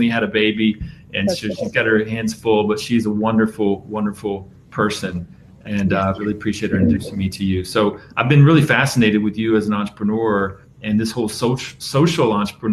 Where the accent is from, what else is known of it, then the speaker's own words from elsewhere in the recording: Safety Harbor, Florida, United States; I'm from Safety Harbor in the Tampa Bay area